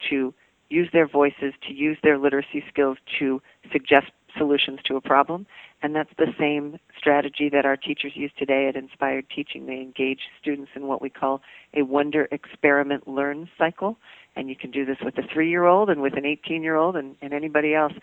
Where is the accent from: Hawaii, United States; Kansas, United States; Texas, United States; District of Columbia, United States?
District of Columbia, United States; Washington; I came back to my hometown of Washington, D.C.